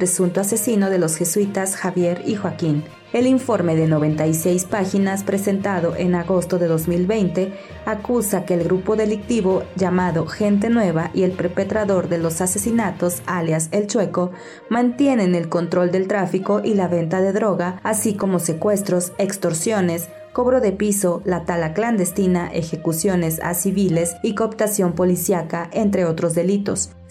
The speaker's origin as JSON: {"language": "Spanish", "country": "Bolivia", "said": "como pueblo guaraní, como indígenas, nosotros también tenemos derechos, tenemos los mismos derechos como bolivianos"}